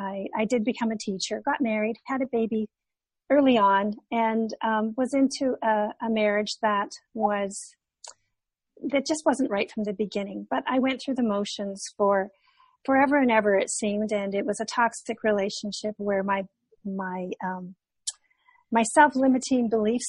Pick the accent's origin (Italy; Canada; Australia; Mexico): Canada; moved away as an adult; now in California, United States; I'm originally from Canada